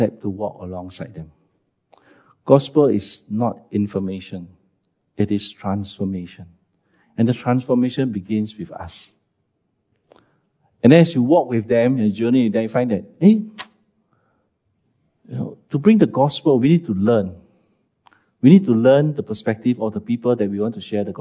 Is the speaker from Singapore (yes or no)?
yes; Singapore; also born or lived in Siglap, Singapore / China; as a Singaporean, when I came back